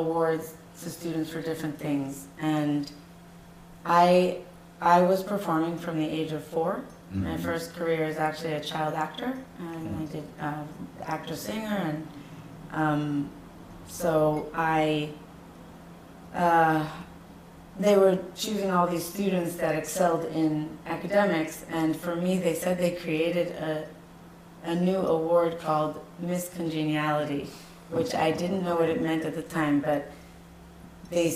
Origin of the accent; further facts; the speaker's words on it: New Jersey, United States; Where I grew up, I grew up in New Jersey